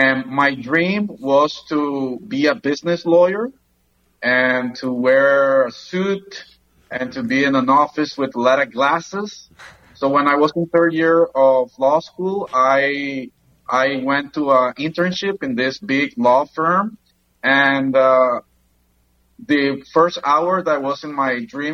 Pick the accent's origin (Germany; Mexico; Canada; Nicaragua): Nicaragua; Granada; now in Managua, Nicaragua; I grew up in Granada, Nicaragua